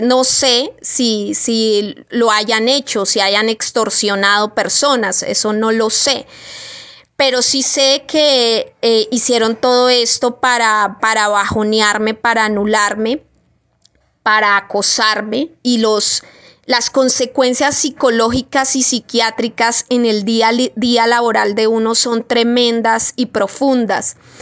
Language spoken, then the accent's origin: Spanish; Colombia; Yo soy una pobre colombiana aquí, estrato 2